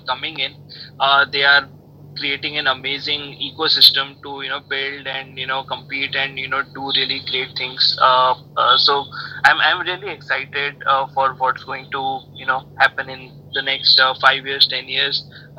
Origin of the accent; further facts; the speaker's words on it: India; moved away as an adult; also born or lived in Silicon Valley, United States; now in Mumbai, India; I moved back to India from Silicon Valley. I was there for about 7 to 8 years